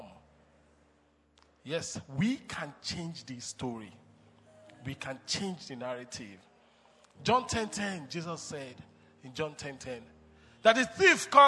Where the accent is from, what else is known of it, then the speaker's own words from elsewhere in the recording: Nigeria; I told him I'm Nigerian